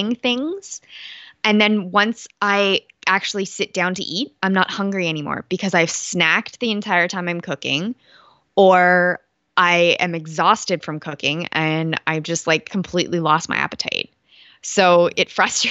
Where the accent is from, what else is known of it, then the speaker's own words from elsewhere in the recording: Canada; I'm Canadian.